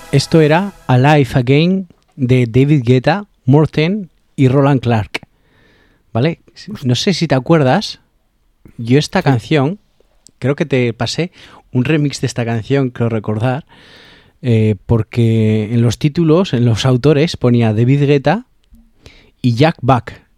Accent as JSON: {"language": "Spanish", "town": "Alfaro", "region": "La Rioja", "country": "Spain", "said": "mi pueblo, de Alfaro"}